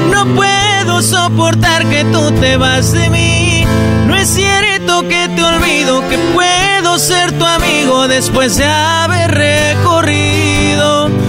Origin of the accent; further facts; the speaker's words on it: Tijuana, Baja California, Mexico; de Tijuana.